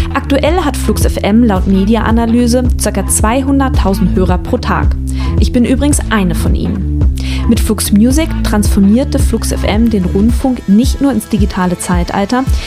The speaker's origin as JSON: {"language": "German", "area": "Wendland", "region": "Lower Saxony", "country": "Germany", "tie": "born or raised there", "moved": "yes", "said": "Ich bin im Wendland groß geworden und da gibt es nicht so viel"}